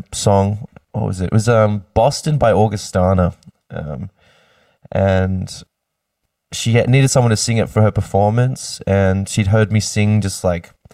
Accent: Sydney, New South Wales, Australia; also born or lived in Queensland; born in Sydney and lived there most of my life. Kind of all over the place through Sydney

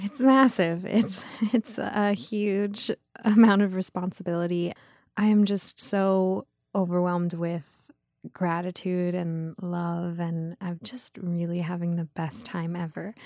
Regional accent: Los Angeles, California, United States; I grew up in Los Angeles, Beverly Wood, to be exact. It was West L

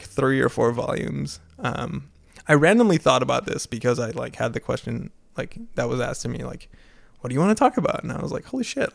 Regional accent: Maastricht, Limburg, Netherlands; moved away as an adult; now in United States; back in my hometown of Maastricht

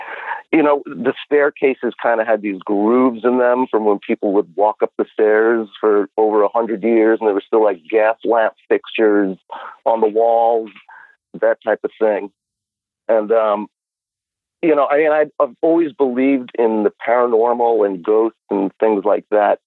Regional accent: New York City, New York, United States; now in Upstate New York, United States; I'm actually a native New Yorker. I was born and raised in Brooklyn and Queens

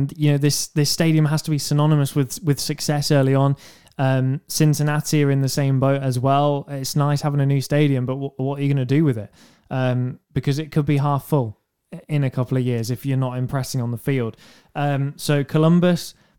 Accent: England, United Kingdom; I'm English and I can barely understand

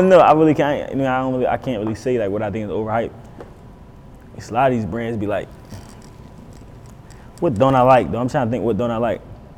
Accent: Philadelphia, Pennsylvania, United States; I'm from West Philly.

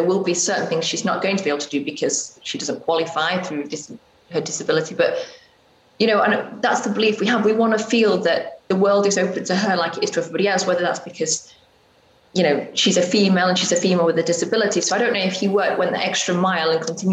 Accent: England, United Kingdom; moved away as an adult; also born or lived in Spain; now in United States; as English people

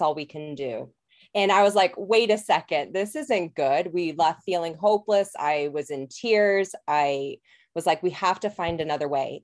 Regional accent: Colorado, United States; moved away as an adult; also born or lived in New Zealand; I'm actually from Colorado originally

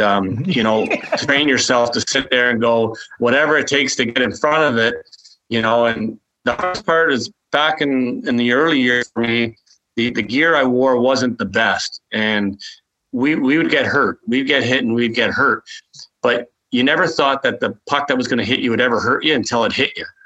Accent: Toronto, Ontario, Canada; moved away; also born or lived in Quebec City; I was from Toronto

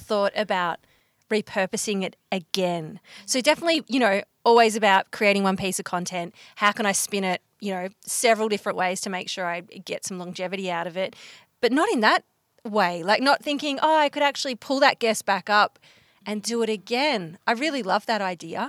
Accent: Bendigo, Victoria, Australia; I'm from Bendigo

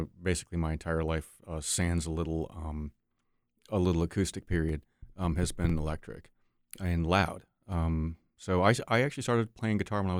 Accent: Saratoga, New York, United States; also born or lived in Maine; I'm a Navy brat, so kind of all over. But I did the majority of my growing up in New York.

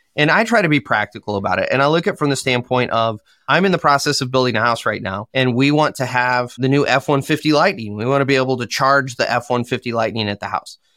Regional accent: Michigan, United States; I am from Michigan in the U S.

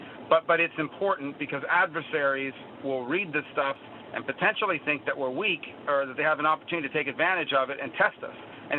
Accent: United States; You know, I grew up in Ronald Reagan's America. I was in fourth grade when he sworn in for the first time.

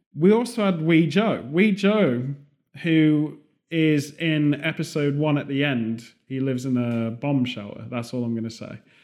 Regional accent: United Kingdom; moved away; also born or lived in California; Being British

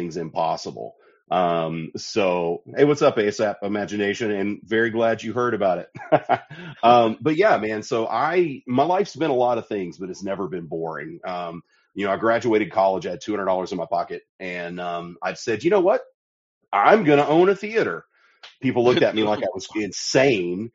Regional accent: Sparta, Tennessee, United States; I was born in a little town called Sparta, Tennessee. It's the dead middle of the state and the dead middle of nowhere. It's right between Knoxville and Nashville. Grew up there

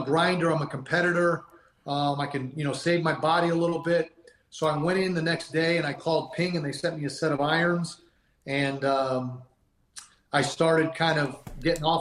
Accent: Massachusetts, United States; I grew up in Massachusetts

